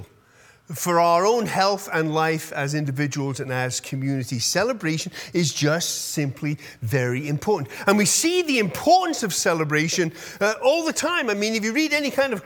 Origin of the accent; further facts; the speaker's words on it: United Kingdom; moved away; I'm British